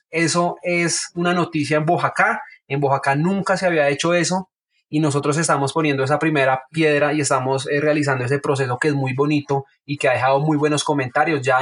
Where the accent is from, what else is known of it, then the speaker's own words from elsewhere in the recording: Oaxaca, Mexico; un público totalmente oaxaquense y pues yo también eh, soy, de Oaxaca.